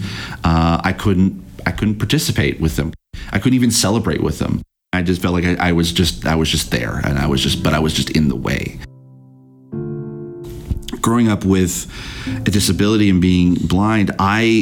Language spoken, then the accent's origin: English; St. Catharines, Ontario, Canada; now in Toronto, Canada; I grew up in the Niagara area of Ontario, basically in a town called St. Catharines.